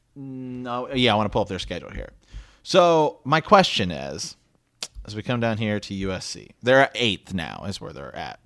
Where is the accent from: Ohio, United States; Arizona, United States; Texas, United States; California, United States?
Ohio, United States; We were born and raised in Ohio.